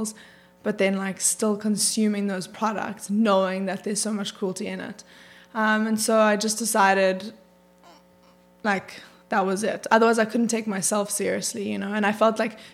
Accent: South Africa; moved away as an adult; also born or lived in New York; now in Los Angeles, United States; I was born in South Africa and grew up there until I was 18

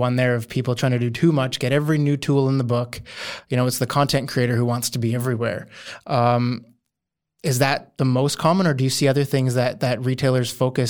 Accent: Canada; As a Canadian, I grew up on the ice, so that's perfect.

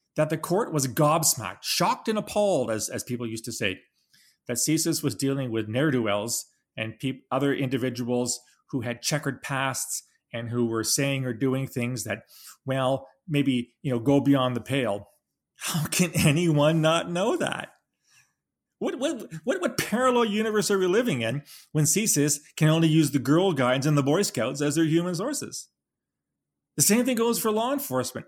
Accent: Canada; We're a Canadian

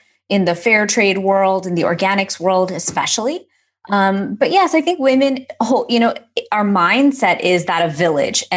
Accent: Houston, Texas, United States; growing up in Houston, we had so much cultural activity.

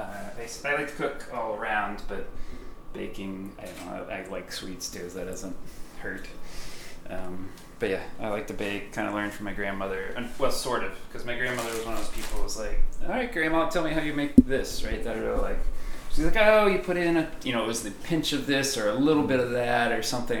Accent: Baltimore, Maryland, United States; When I was growing up in Baltimore, so that's where my whole family was basically from

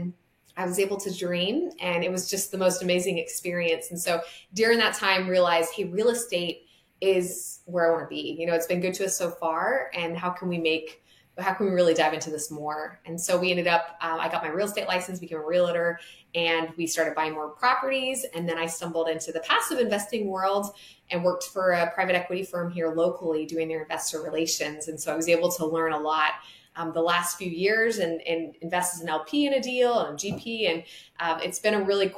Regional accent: Montana, United States; now in Lynchburg, United States; my background is I came from Montana.

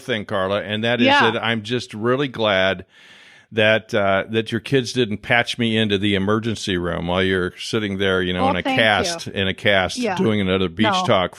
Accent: Midwest, United States; moved away; growing up in the Midwest

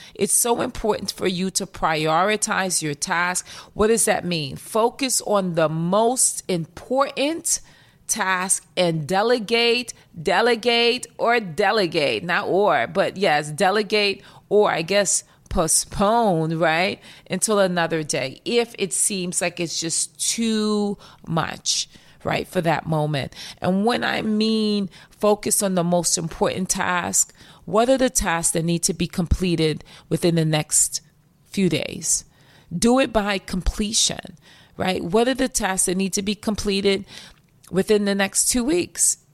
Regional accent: New York, United States; accent: New York; my New York accent

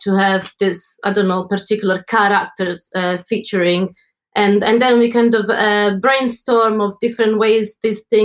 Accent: Italy; moved away as an adult; now in London, United Kingdom; I'm from Italy, and I've been in London for the last 15 years.

